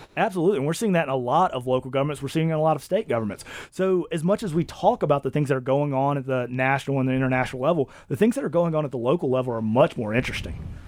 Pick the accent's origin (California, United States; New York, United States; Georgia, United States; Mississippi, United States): Mississippi, United States; I come from Mississippi